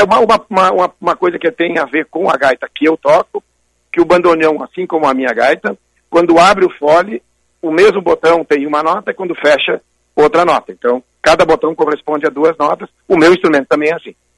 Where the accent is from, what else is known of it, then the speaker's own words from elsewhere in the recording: Porto Alegre, Rio Grande do Sul, Brazil; also born or lived in Barra do Ribeiro; eu nasci em Porto Alegre